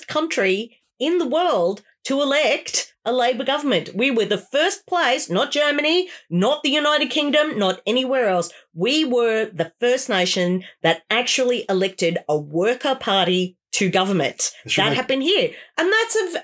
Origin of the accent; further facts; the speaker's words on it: Australia; as an Australian